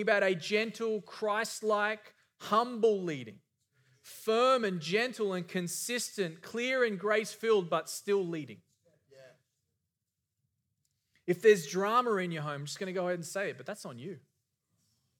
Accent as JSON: {"language": "English", "country": "Australia", "tie": "born or raised there", "moved": "yes", "said": "I grew up in Australia."}